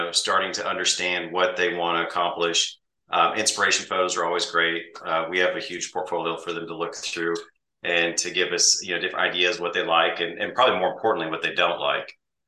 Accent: Midwest, United States; I grew up in the Midwest on a farm, in a farming community

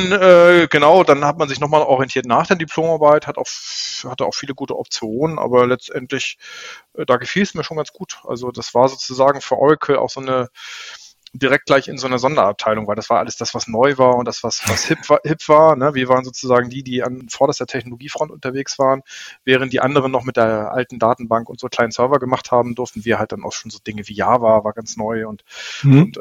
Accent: Flensburg, Schleswig-Holstein, Germany; Flensburger, ja, gebürtig. Das hört man, glaube ich, auch. Also äh, ich merke das natürlich nicht, aber alle, die mich hm. kennenlernen, merken, ich habe eine leicht breite Aussprache. Tatsächlich äh, in Flensburg geboren, aufgewachsen

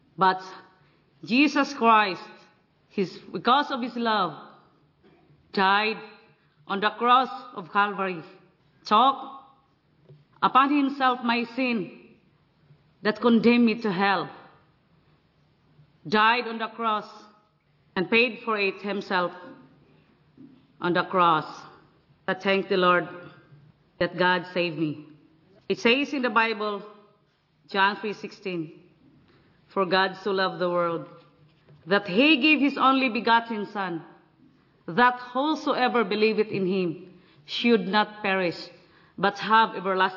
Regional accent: Philippines; from Philippines.

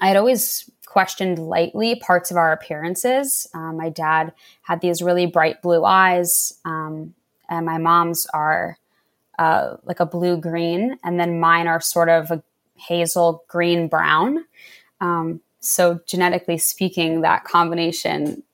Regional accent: right outside of Philadelphia, Pennsylvania, United States; I grew up right outside of Philadelphia

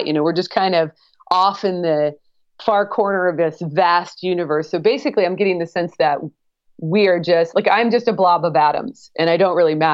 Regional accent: Portland, Oregon, United States; moved away as an adult; I grew up in the Pacific Northwest, Oregon, the Portland, Oregon area

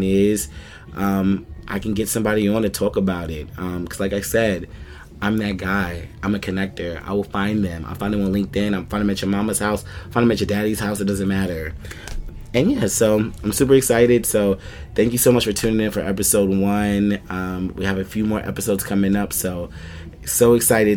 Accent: New York City, New York, United States; I'm from Hollis, Queens. So you already know Shadyville. We be outside

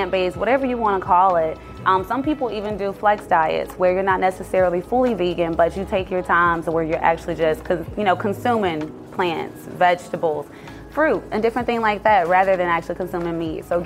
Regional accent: Jackson, Mississippi, United States; I am born and raised in Jackson, Mississippi

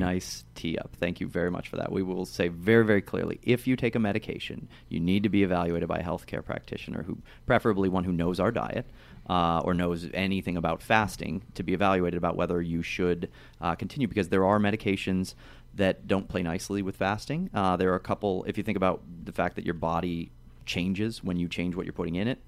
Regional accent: Ohio, United States; I'm from Ohio

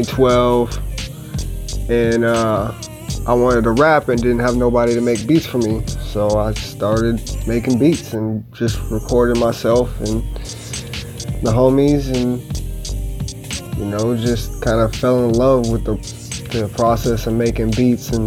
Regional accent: Los Angeles, California, United States; I'm from Los Angeles, California

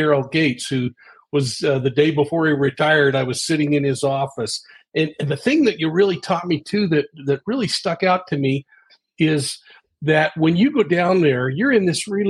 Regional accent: Salt Lake City, Utah, United States; I come from Salt Lake City, and we don't have the problems you have there.

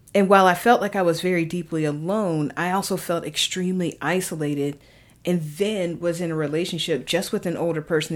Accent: the South, United States; I grew up Baptist in the South.

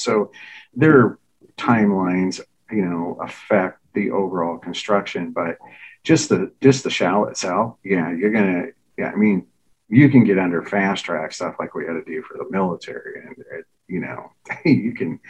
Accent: Baldwin, Wisconsin, United States; we were raised in Baldwin, Wisconsin, which is, outside of St. Paul, about 30 miles

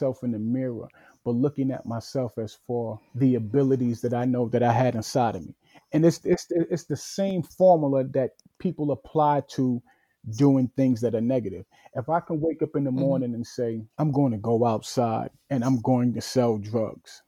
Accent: New York City, New York, United States; I was born and raised in Bedford-Stuyvesant

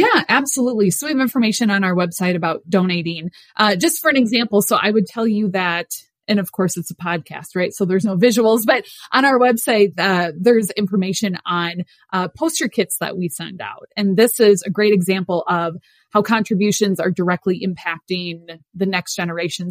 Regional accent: Midwest, United States; born or raised there

